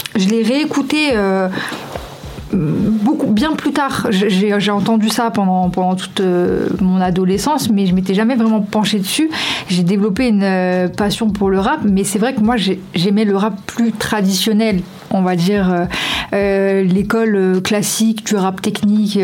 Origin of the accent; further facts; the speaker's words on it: Lyon, Auvergne-Rhône-Alpes, France; j'ai grandi du coup euh, rue de la quarantaine, donc euh, dans le bas du 5e arrondissement